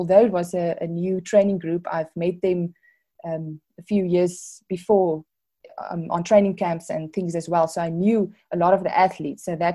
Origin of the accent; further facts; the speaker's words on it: Worcester, Western Cape, South Africa; moved away as an adult; now in Pretoria, South Africa; I grew up in Worcester. It's there in the Boerland. So I'm matriculated there